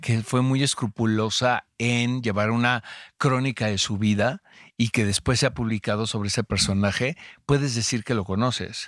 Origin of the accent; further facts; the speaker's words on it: United States; now in Mexico; Yo que vengo de Gringolandia, ya sabes que eh, estudié allá y crecí allá.